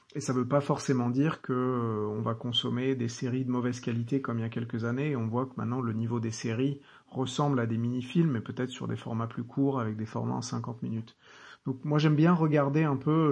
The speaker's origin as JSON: {"language": "French", "country": "France", "said": "chez nous en France"}